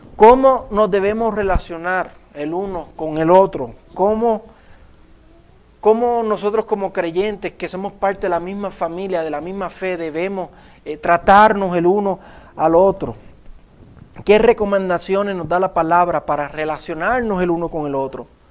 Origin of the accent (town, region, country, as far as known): Puerto Rico; accent: Puerto Rican